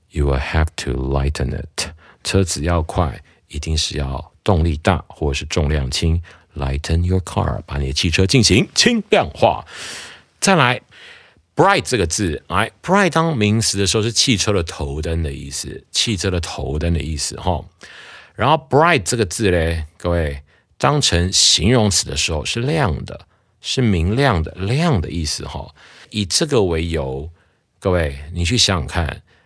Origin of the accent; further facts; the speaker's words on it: Taiwan; 我们台湾人讲了